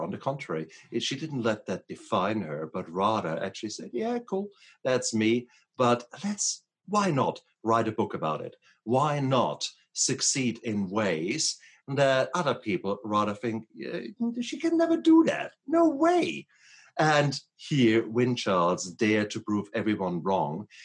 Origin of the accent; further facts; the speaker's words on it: Germany; English is a second language; now in United States; when I come from Germany, we, we start earlier there, okay?